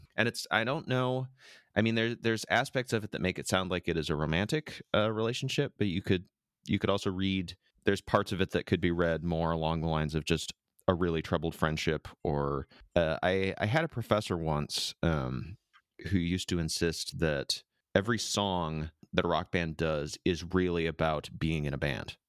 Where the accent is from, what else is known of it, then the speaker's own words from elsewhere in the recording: Midwest, United States; now in San Diego, United States; my fifteen years, uh, growing up in the Midwest, I did not have a lot of friends, it was a pretty small town